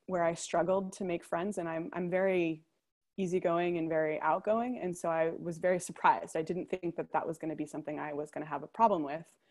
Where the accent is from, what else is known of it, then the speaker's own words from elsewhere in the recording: United States; moved away as an adult; also born or lived in New York City; now in Copenhagen, Denmark; as an American